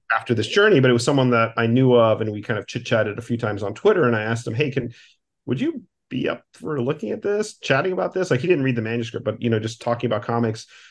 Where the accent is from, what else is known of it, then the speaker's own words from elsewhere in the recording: Miami, Florida, United States; my hometown of Miami